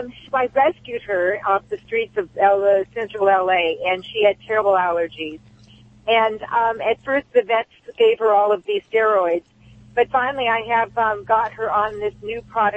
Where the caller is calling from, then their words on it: Marina del Rey, California, United States; Marina Del Rey, California.